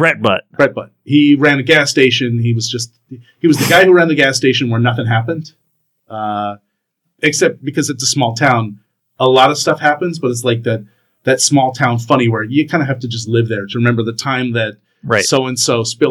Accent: Canada; I'm a Canadian.

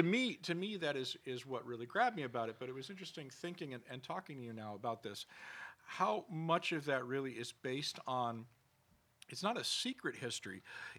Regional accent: Scotland, United Kingdom; now in United States; And what's interesting is that while we in America, we are an immigrant nation, you know, I came here from Scotland, you know, you you know, are Latino and Jewish, you know what I mean?

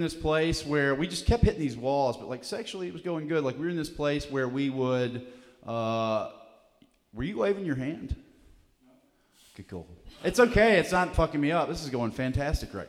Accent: Alabama, United States; I'm from Alabama

